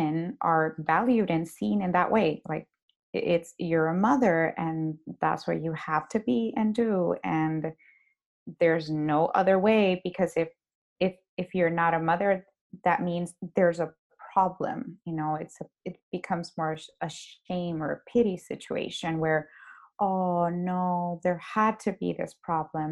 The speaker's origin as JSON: {"language": "English", "country": "Honduras", "tie": "born or raised there", "moved": "as an adult", "lives_now": "Dallas, United States", "said": "We're both from Honduras."}